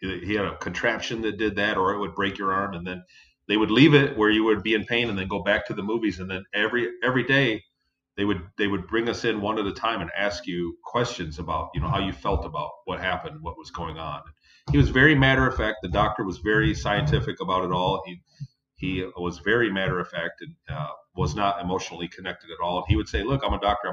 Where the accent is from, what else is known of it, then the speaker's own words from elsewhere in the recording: Ypsilanti, Michigan, United States; In southern Michigan, in Ypsilanti, Michigan.